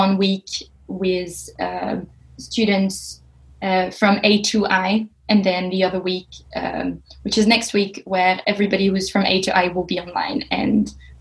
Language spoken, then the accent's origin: English; France; moved away; also born or lived in Sheffield; I'm French and I just graduated from the University of Sheffield